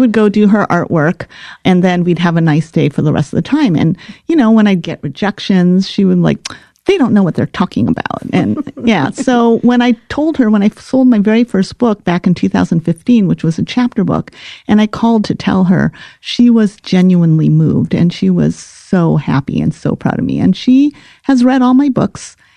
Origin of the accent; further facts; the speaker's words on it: Los Angeles, California, United States; moved away; also born or lived in Midwest; I grew up in Los Angeles at a time where I had a very large Japanese American community